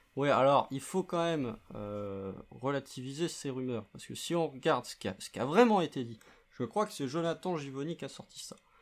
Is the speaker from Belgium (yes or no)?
no; France; accent: French; notre euh, notre accent français